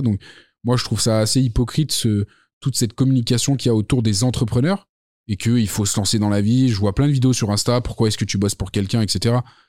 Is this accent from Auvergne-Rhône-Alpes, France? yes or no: yes; Lyon, Auvergne-Rhône-Alpes, France; also born or lived in Saint-Étienne; Je suis né là-bas. J'ai vécu à Lyon toute ma vie, mais je suis né à Saint-Étienne